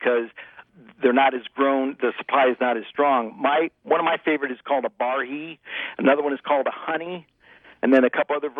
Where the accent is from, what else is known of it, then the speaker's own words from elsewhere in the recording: Ohio, United States; growing up in Ohio